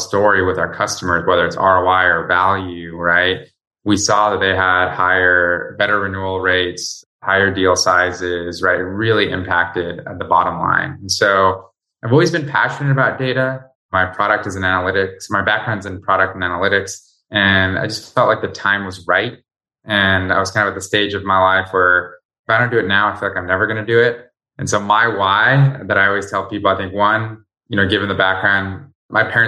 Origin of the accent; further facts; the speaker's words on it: Sarajevo, Federation of Bosnia and Herzegovina, Bosnia & Herzegovina; now in United States; I'm originally from Sarajevo, Bosnia